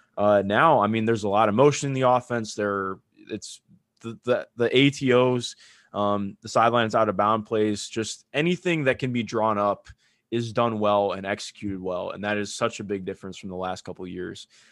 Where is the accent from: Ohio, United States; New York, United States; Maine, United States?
Ohio, United States; Cleveland; I grew up in Cleveland, Ohio